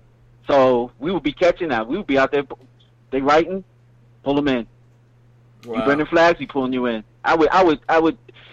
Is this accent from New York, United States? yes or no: no; Camden, New Jersey, United States; I'm from the hood. I'm from Camden, New Jersey.